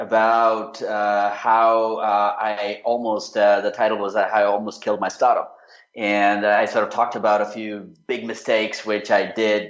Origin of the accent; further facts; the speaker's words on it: India; also born or lived in Australia / Japan / United Kingdom; I grew up in India. My dad was in the armed forces, so we never really stayed in one city for more than a few years.